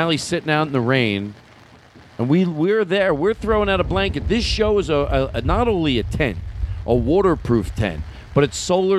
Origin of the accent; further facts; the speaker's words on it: Philadelphia, Pennsylvania, United States; I'm from Philadelphia.